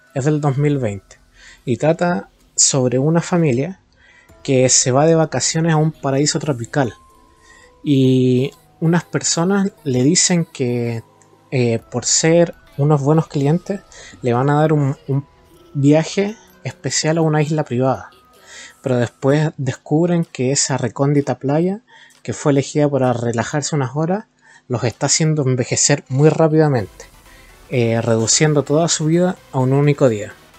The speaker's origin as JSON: {"language": "Spanish", "town": "Rancagua", "region": "O'Higgins", "country": "Chile", "said": "soy de Rancagua"}